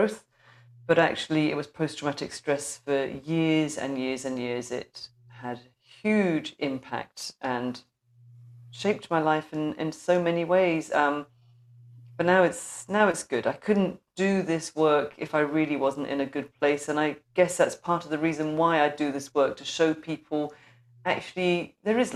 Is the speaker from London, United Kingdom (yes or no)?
yes; London, United Kingdom; moved away as an adult; now in Scotland, United Kingdom; I'm a North London girl